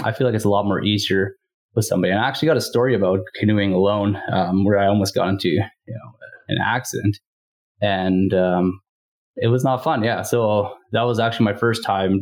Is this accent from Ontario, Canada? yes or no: no; Northern Saskatchewan, Canada; also born or lived in Winnipeg; I'm originally from Northern Saskatchewan